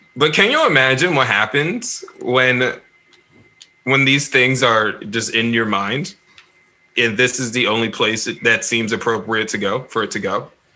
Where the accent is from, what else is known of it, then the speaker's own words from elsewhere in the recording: the North, United States; I'm from the North.